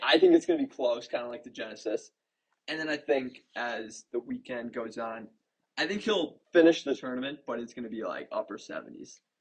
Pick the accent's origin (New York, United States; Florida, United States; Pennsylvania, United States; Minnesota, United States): Minnesota, United States; especially being a Minnesotan